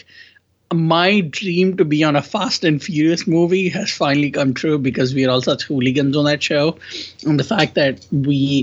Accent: India; accent: Indian; moved away; my accent is Indian because I am Indian and I'm from India.

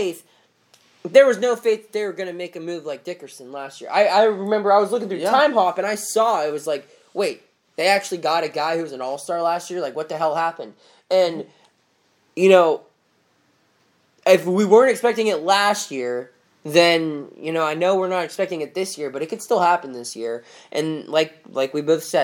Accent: Eldersville, Pennsylvania, United States; I grew up in a tiny, tiny little town called Eldersville, Pennsylvania

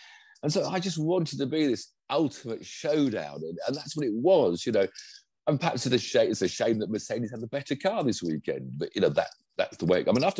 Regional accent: United Kingdom; Partly because I'm British, I think

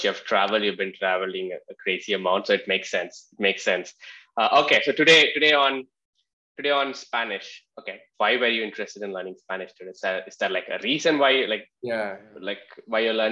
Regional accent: Tamil Nadu, India; first language Malayalam; English is a second language; My mother tongue is Malayalam, but I was born and brought up in like Tamil Nadu

